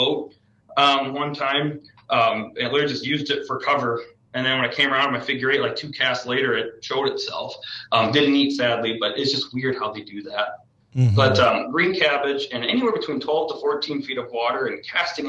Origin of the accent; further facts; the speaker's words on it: Iowa, United States; I'm from Iowa